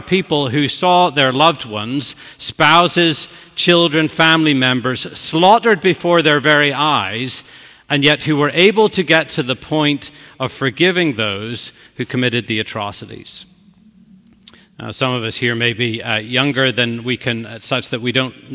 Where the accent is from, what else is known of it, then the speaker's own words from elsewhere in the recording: Belfast, Northern Ireland, United Kingdom; moved away as an adult; now in New York, United States; old high school friends from long ago in Belfast